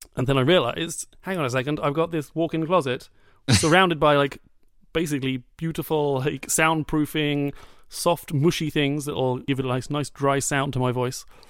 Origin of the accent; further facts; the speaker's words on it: United Kingdom; I'm British